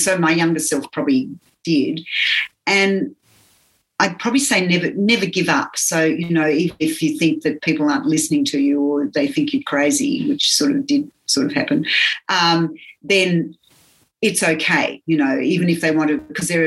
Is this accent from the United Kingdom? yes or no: no; Australia; I was teaching physiotherapy and, you know, I came from Australia